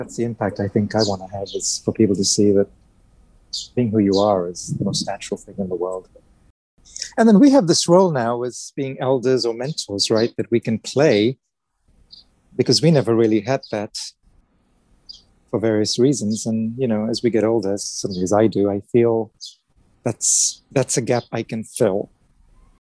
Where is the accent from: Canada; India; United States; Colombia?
India; moved away; also born or lived in England; I'm originally from India, so I have family in India and Pakistan who are quite conservative